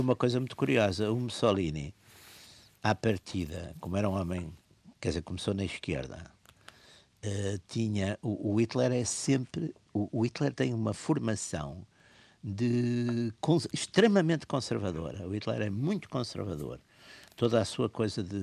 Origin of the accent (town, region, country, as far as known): Portugal